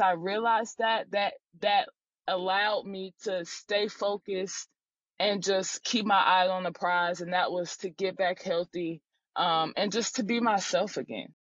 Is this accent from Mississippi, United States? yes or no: no; Durham, North Carolina, United States; moved away as an adult; also born or lived in Charlottesville, Virginia; I'm from Durham, North Carolina, so I grew up around ACC basketball